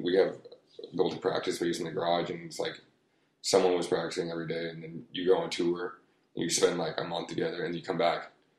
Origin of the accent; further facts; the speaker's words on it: La Habra, California, United States; I grew up in La Habra.